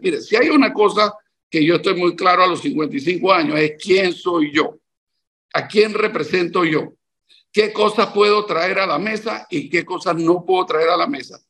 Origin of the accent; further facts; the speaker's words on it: Panama; soy un panameño que tiene tres décadas de estar dedicando buena parte de mi vida al quehacer público